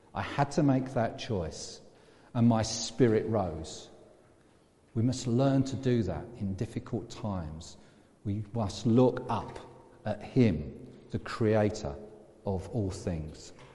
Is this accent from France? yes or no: no; England, United Kingdom; I'm English as well, I'm British too, I'm European.